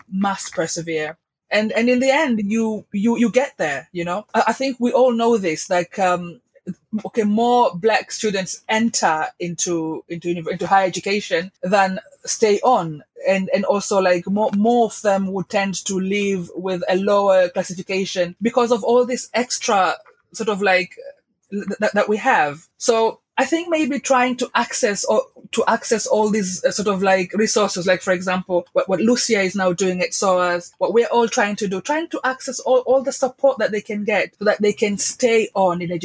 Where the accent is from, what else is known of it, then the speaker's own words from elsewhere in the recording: Zanzibar, Tanzania; moved away as an adult; also born or lived in Guinea / Sudan / Lesotho / South Africa; now in London, United Kingdom; I grew up in East Africa, in Tanzania